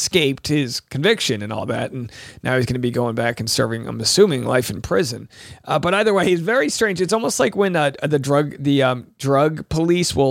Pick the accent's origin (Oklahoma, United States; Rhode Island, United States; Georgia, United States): Rhode Island, United States; moved away; my home state of Rhode Island